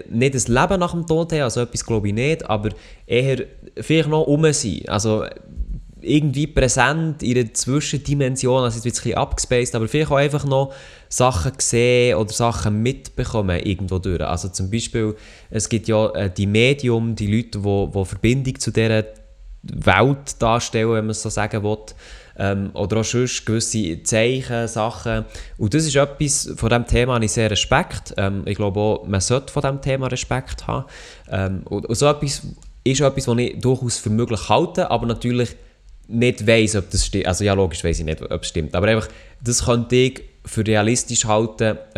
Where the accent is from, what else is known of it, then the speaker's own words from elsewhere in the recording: Freiburg, Baden-Württemberg, Germany; accent: Freiburg dialect; dass Milo mein Dialekt gerne hat, das hätte ja nicht anders können glauben Also, ja, Freiburger Dialekt